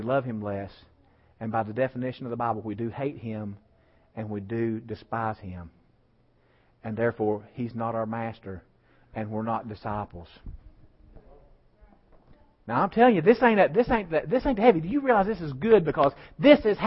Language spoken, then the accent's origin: English; West Virginia, United States; I was raised in West Virginia